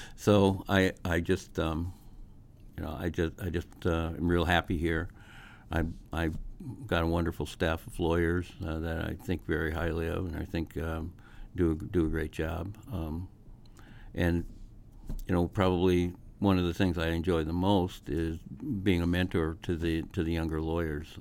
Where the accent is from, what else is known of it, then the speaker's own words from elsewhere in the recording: Massachusetts, United States; moved away as an adult; now in Omaha, United States; I'd probably end up back in Massachusetts